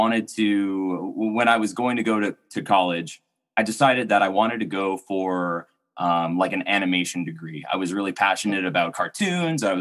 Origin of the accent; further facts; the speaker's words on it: Pharr, Texas, United States; moved away; I grew up in South Texas. I grew up in a city called Farr